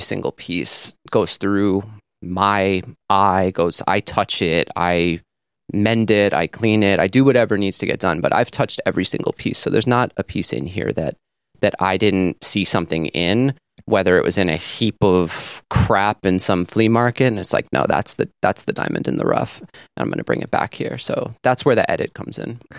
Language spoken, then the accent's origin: English; North Fork, Long Island, New York, United States; where I grew up on the North Fork, and this was a very rural area.